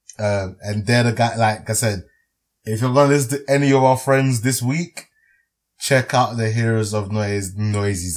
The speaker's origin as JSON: {"language": "English", "town": "Dallas", "region": "Texas", "country": "United States", "tie": "born or raised there", "said": "my hometown, Dallas"}